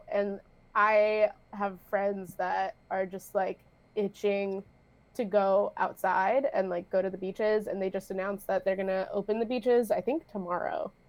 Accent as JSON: {"language": "English", "town": "San Diego", "region": "California", "country": "United States", "said": "I'm from San Diego."}